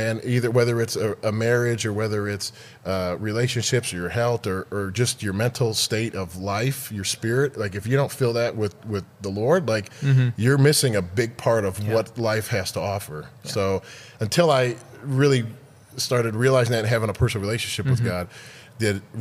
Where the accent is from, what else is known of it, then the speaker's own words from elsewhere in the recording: Detroit, Michigan, United States; moved away as an adult; now in Dallas, United States; I grew up in Detroit, and I was there till I was about 21.